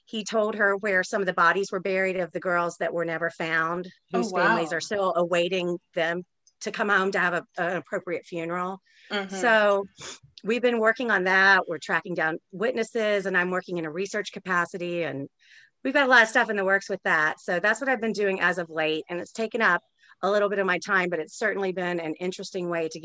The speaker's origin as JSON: {"language": "English", "region": "Florida", "country": "United States", "tie": "born or raised there", "also_born_or_lived": "Daytona / Gainesville", "said": "I went to seven different schools growing up. So I write a lot about places I've lived. I grew up in South Florida. You know, I lived in Daytona when Eileen Wuornos was hunting."}